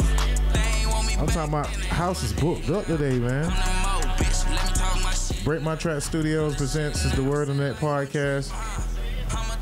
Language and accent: English; Miami, Florida, United States; I'm from Miami